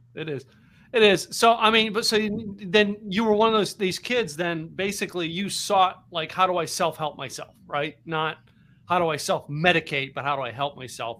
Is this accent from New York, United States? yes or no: no; Philadelphia, Pennsylvania, United States; now in Texas, United States; I'm from Philadelphia area. All right, grew up up there